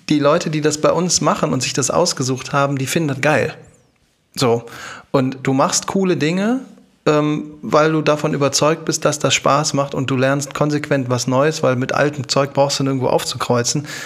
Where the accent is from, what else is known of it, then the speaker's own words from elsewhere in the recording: Düsseldorf, North Rhine-Westphalia, Germany; ich komme aus Düsseldorf